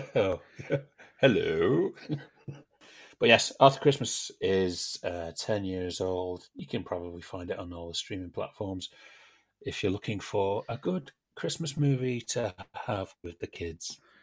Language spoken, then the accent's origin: English; United Kingdom; we're British